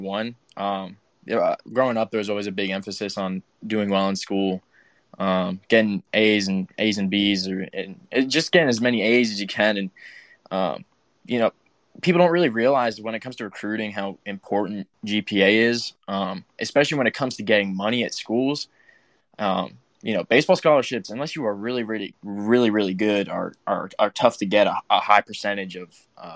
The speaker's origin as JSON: {"language": "English", "region": "South Carolina", "country": "United States", "tie": "born or raised there", "also_born_or_lived": "Connecticut / Myrtle Beach, South Carolina", "said": "we moved to South Carolina when I was 8"}